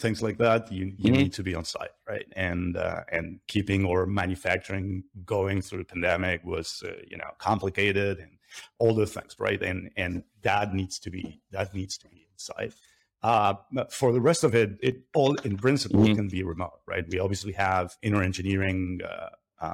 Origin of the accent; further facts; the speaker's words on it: Buenos Aires, Argentina; I'm originally from Argentina. I grew up not very far from where I'm sitting today